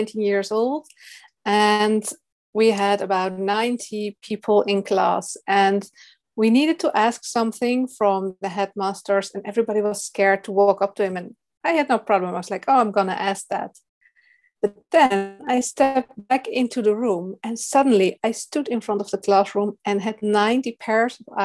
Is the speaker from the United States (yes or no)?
no; Netherlands; English is a second language; I'm from the Netherlands.